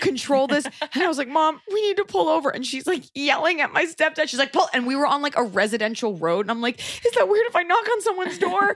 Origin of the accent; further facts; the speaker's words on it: Texas, United States; growing up in Texas